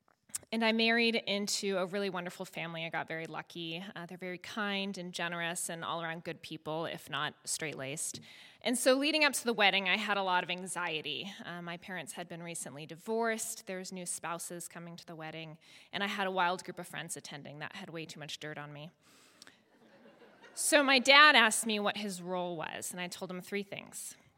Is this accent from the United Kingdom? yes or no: no; Netherlands; And so we were all a smart bunch, but we grew up very fast in Holland.